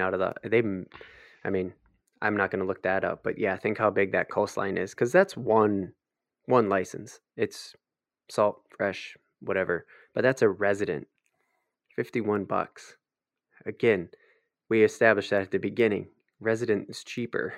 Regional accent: Minnesota, United States; we're from Minnesota

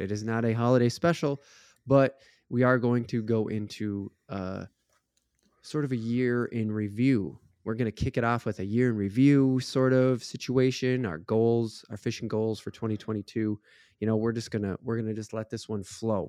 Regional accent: Minnesota, United States; we're from Minnesota

